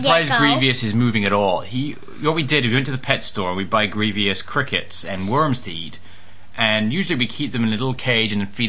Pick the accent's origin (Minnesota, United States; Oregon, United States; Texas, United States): Texas, United States; moved away; growing up in Texas, right?